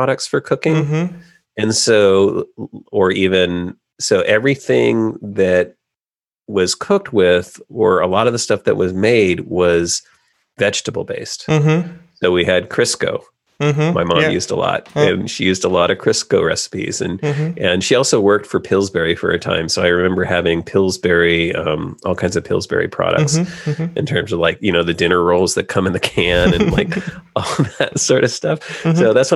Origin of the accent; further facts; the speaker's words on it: California, United States; I grew up in California